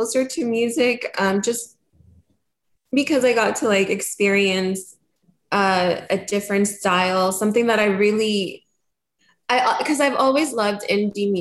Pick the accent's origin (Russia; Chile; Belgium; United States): United States; Madera, California; also born or lived in Kansas / Honduras; I lived 1 year in Honduras, and then we moved to California, so raised in California.